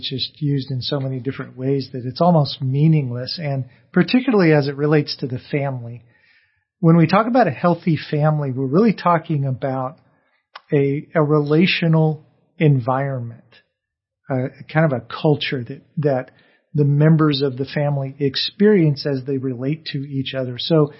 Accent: California, United States; So I grew up in Orange County, and before they began to clean the air, we actually had smog days where the air got so bad

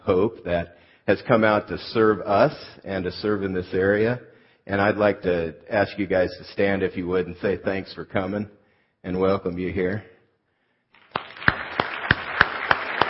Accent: California, United States; moved away as an adult; also born or lived in Fort Worth, Texas; I moved from California. I'm native Californian, went to Fort Worth, Texas

